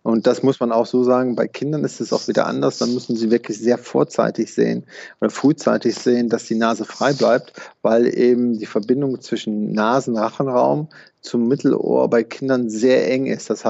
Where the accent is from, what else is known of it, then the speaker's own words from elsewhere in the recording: Rhineland, Germany; born there; Also da würde ich als äh, Rheinländer oder gebürtiger Rheinländer sagen, jeder Jeck ist anders.